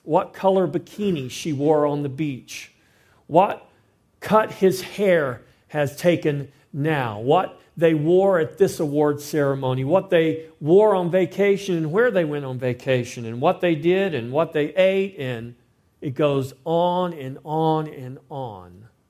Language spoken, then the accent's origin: English; Victoria, Texas, United States; I'm from Victoria, Texas.